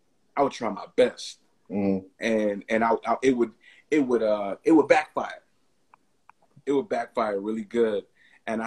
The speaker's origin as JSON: {"language": "English", "region": "New York", "country": "United States", "said": "I'm from New York"}